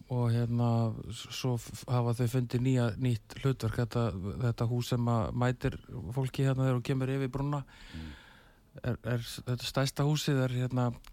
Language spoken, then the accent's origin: Icelandic; Selfoss, Southern Region, Iceland; moved away; ég ólst upp á Salfósi